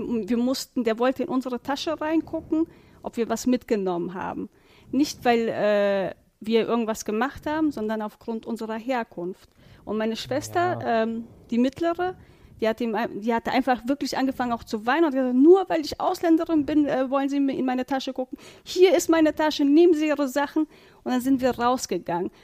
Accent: Warburg, North Rhine-Westphalia, Germany; bei uns in Warburg

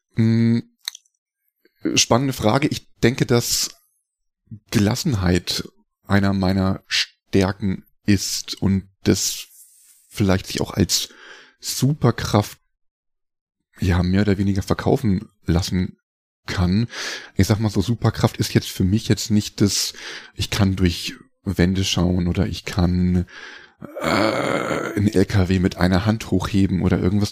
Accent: Hildesheim, Lower Saxony, Germany; moved away as an adult; also born or lived in Rosenheim; ich bin in Hildesheim aufgewachsen äh, also Ecke Hannover Niedersachsen

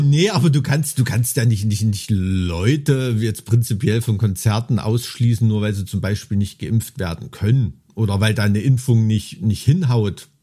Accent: Germany; now in Thuringia, Germany; Ich bin ja in einer katastrophengeschützten DDR aufgewacht, die ersten, auf, aufgewachsen, die ersten 12, 13 Jahre

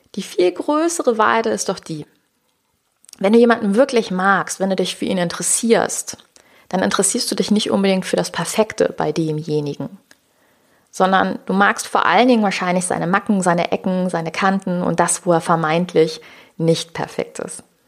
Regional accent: Rhineland, Germany; ich komme ja aus dem Rheinland

